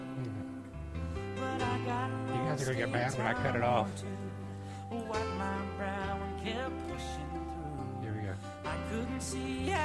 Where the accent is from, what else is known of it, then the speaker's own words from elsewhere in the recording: Georgia, United States; moved away; I grew up in Georgia